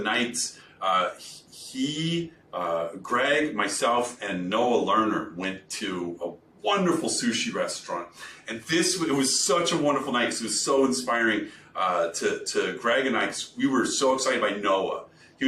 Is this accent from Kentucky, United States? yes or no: yes; Kentucky, United States; I'm from Kentucky